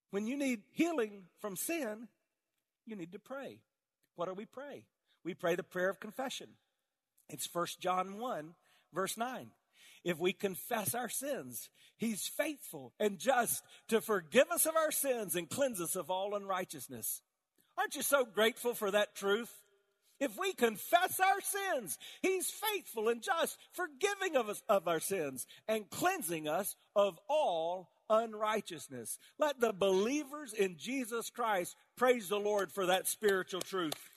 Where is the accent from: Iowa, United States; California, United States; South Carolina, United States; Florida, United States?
South Carolina, United States; I grew up in South Carolina all around tobacco fields